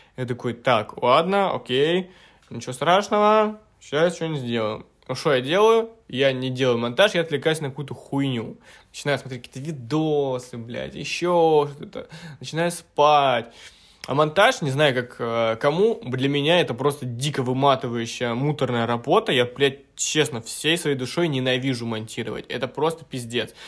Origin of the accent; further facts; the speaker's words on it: Petropavlovka, Krasnoyarsk Krai, Russia; now in Moscow, Russia; на родину, к себе в Красноярск, а, в Петропавловку, в свою родную деревню